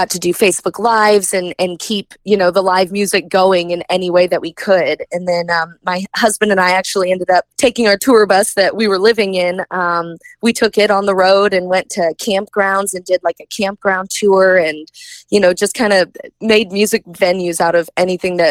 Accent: Kansas City, Missouri, United States; Kansas City is always going to be near and dear to my heart. That's my hometown.

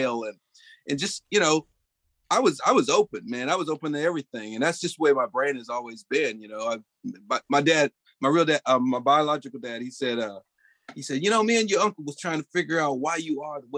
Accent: Olathe, Kansas, United States; I grew up in Olathe, Kansas

